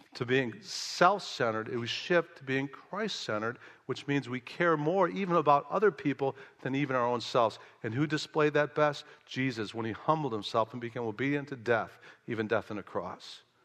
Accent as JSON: {"language": "English", "town": "Chicago", "region": "Illinois", "country": "United States", "also_born_or_lived": "the American South", "moved": "as an adult", "said": "I'm from Chicago"}